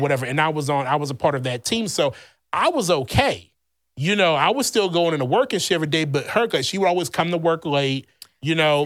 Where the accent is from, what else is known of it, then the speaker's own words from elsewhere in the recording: Louisiana, United States; moved away; my home state, Louisiana